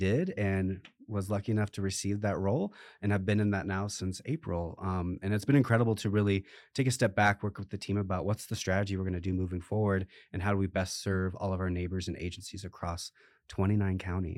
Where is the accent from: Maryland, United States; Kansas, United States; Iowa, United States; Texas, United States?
Iowa, United States; I came from the Midwest in the state of Iowa, started at the Food Bank of Iowa there for a few years